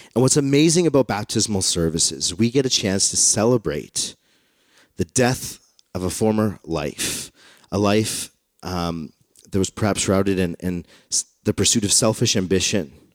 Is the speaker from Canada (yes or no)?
yes; Canada; I'm Canadian because I was born here.